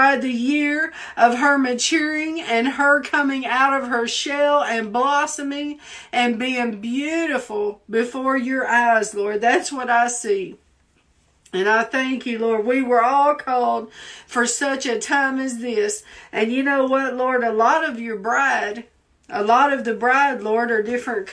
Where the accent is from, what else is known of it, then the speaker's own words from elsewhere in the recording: the South, United States; accent: Southern; now in Washington, D.C., United States; people made fun of me because of my accent. Because I speak so Southern.